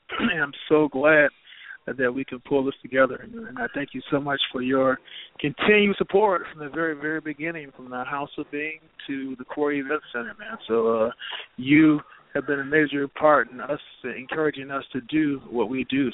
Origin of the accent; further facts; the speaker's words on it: Chicago, Illinois, United States; growing up in South Shore